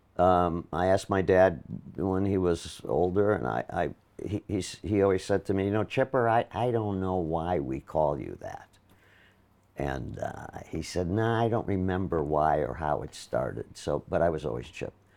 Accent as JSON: {"language": "English", "town": "Milwaukee", "region": "Wisconsin", "country": "United States", "tie": "born or raised there", "moved": "yes", "said": "I'm from Milwaukee"}